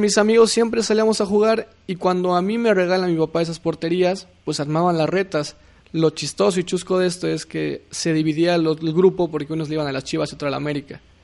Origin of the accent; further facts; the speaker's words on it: Mexico City, Mexico; Soy de la Ciudad de México.